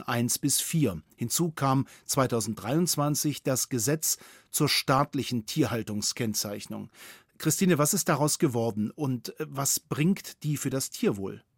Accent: Bavaria, Germany; bei uns in Bayern

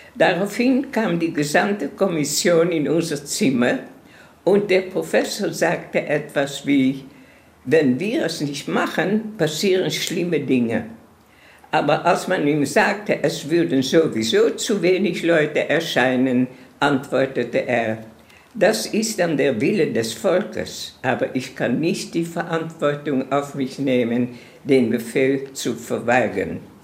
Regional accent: Amsterdam, North Holland, Netherlands; moved away; also born or lived in Palestine; Ich bin geboren in Amsterdam in einem sehr schönen Viertel von Amsterdam.

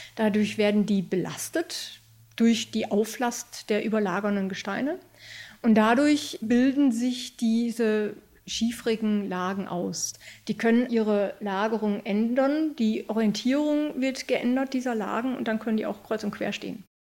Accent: Germany; bei uns in Deutschland

